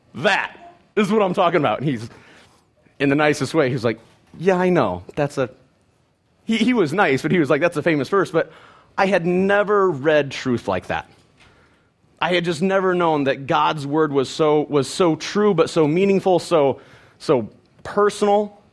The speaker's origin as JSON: {"language": "English", "town": "Penfield", "region": "Ohio", "country": "United States", "tie": "born or raised there", "said": "I grew up in Penfield, Ohio"}